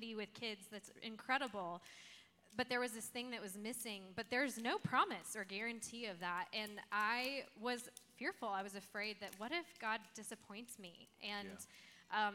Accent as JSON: {"language": "English", "region": "Colorado", "country": "United States", "tie": "born or raised there", "also_born_or_lived": "California / Georgia", "moved": "as an adult", "said": "I grew up in Colorado"}